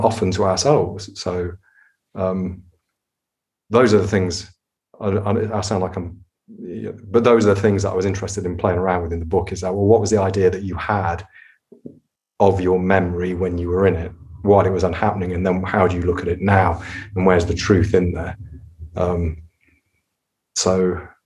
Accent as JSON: {"language": "English", "town": "Nottingham", "region": "East Midlands", "country": "United Kingdom", "tie": "born or raised there", "said": "I was growing up in Nottingham"}